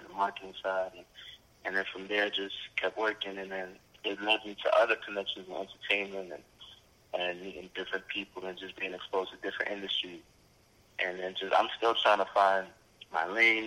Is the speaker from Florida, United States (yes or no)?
no; New York City, New York, United States; also born or lived in Oregon; I'm from Brooklyn, New York, of course. Grew up in a Haitian household. You know, my mother, my grandmother raised me in Brooklyn, Flatbush, to be exact